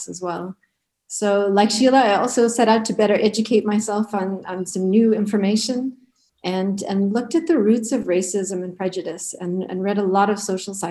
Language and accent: English; Connecticut, United States; moved away; I'm American and was raised in a tiny little town in Connecticut of less than 3,000 people